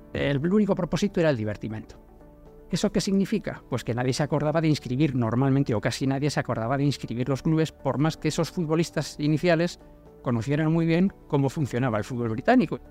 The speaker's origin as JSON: {"language": "Spanish", "town": "Bilbao", "region": "Basque Country", "country": "Spain", "said": "soy bilbaíno y de profesión jubilado"}